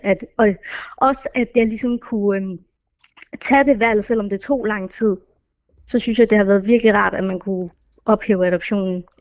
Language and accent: Danish; Denmark; born or raised there; also born or lived in India